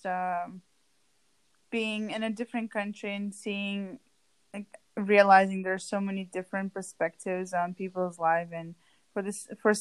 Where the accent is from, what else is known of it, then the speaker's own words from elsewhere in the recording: Moscow, Russia; moved away as an adult; also born or lived in Kansas, United States; now in United States; I'm from Moscow, Russia.